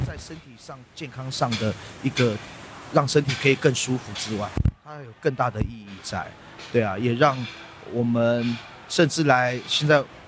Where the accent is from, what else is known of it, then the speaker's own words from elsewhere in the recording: South Link area, Taitung County, Taiwan; 我在这里长大了，在这条路，只要离开部落，我们到，呃，外面求学，当兵，都会走这条路